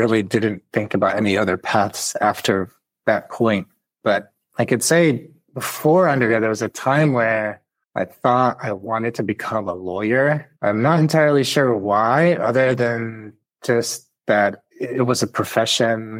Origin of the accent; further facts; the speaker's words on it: Chicago, Illinois, United States; that I was part of growing up in Chicago